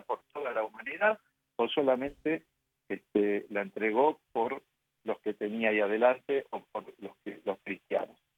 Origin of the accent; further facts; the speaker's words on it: Argentina; mi mamá me bautizó, nos bautizó en el santuario de Lourdes de Argentina, de Buenos y yo sigue, siempre seguí siendo ahí